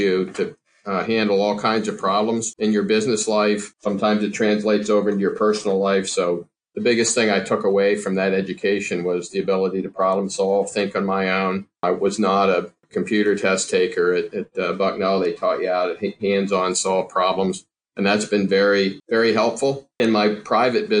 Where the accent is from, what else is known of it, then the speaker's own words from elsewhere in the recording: Pennsylvania, United States; we have three facilities here in Pennsylvania, like we talked about. The first one we opened was here in my hometown.